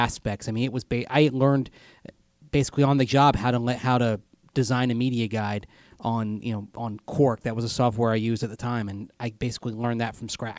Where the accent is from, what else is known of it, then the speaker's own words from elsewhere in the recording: Arizona, United States; Zach, I grew up in Southern Arizona and went like 4 straight years without wearing pants.